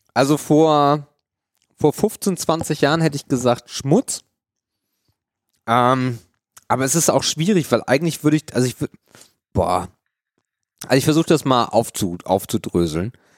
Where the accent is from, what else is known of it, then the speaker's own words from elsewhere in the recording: Germany; bei uns in Deutschland